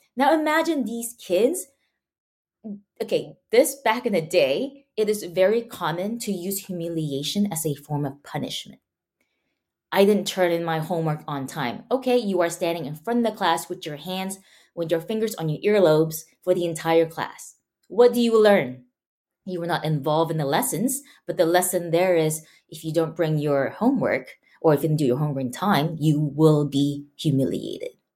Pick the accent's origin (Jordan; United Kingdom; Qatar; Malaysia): Malaysia; now in United States; I grew up, before I moved to the States, I grew up in Malaysia, and I went to a Chinese school.